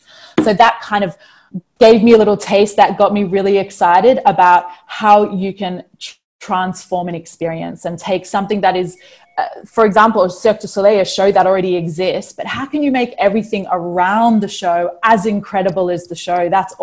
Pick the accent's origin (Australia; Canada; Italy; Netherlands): Australia; also born or lived in New Zealand; I was born in New Zealand. I was raised in Australia.